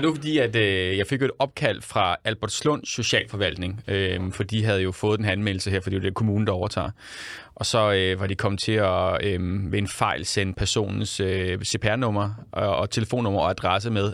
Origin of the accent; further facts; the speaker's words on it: Central Zealand, Denmark; jeg kommer selv fra Midtsjælland. Jeg er jo en kæmpe bonderøv selv